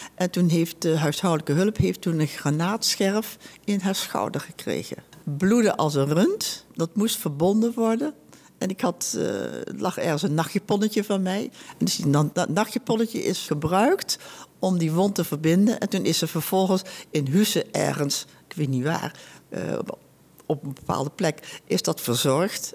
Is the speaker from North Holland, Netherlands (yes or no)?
yes; Huizen, North Holland, Netherlands; ik ben bijna 83 en ik ben geboren in Huizen